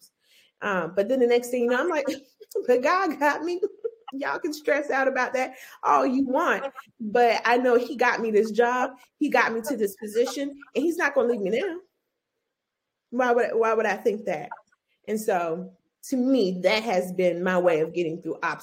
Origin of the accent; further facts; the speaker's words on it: Orangeburg, South Carolina, United States; I'm from Orangeburg, South Carolina, from the blackity blackest town in South Carolina.